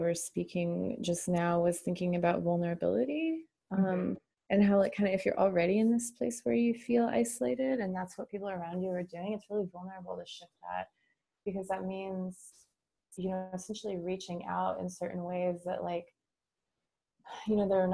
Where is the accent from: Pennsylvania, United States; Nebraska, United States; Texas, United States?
Nebraska, United States; Lincoln; moved away as an adult; also born or lived in San Francisco Bay Area, California; moving back to my my hometown with my partner